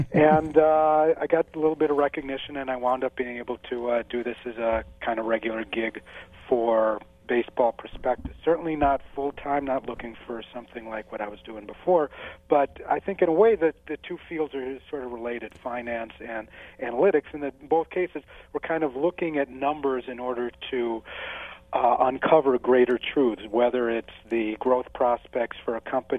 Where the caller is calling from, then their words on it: Saratoga Springs, New York, United States; Upstate New York, Saratoga Springs, where I'm hoping we get just rain and not snow today.